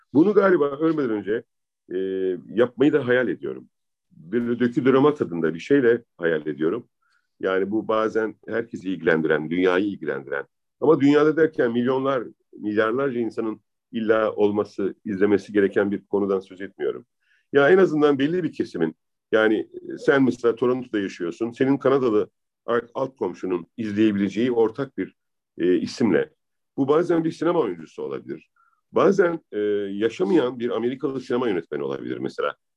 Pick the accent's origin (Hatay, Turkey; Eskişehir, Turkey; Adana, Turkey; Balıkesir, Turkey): Adana, Turkey; moved away as an adult; also born or lived in Izmir; now in Istanbul, Turkey; ben Adanalı yaşadım gerçekten. Sokaklarında büyüdüm 18 yaşına kadar.